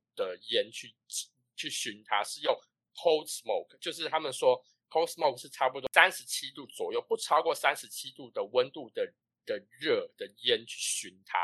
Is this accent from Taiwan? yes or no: yes; Taiwan; moved away; 我身为一个台湾人